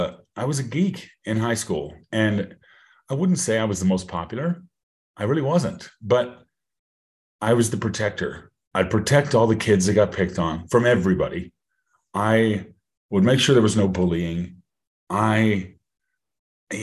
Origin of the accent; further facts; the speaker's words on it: Colorado, United States; I'm from Colorado. I'm a native of Colorado. Love it here